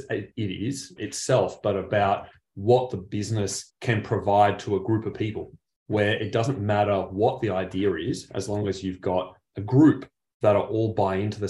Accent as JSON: {"language": "English", "town": "Penrith", "region": "New South Wales", "country": "Australia", "tie": "born or raised there", "said": "I actually grew up, if anyone's familiar with Sydney, grew up back in the Riff, Penrith"}